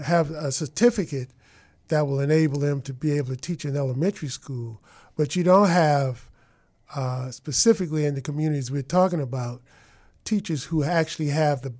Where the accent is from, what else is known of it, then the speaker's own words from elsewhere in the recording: Chicago, Illinois, United States; moved away; also born or lived in Detroit; I grew up in Chicago. I lived in Outgill Gardens, where I had my best math teachers, and then I went to Tilden Tech